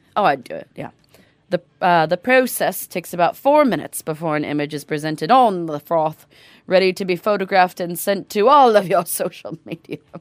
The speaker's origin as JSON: {"language": "English", "town": "Seattle", "region": "Washington", "country": "United States", "tie": "born or raised there", "said": "I grew up in the Northwest and I grew up around Seattle"}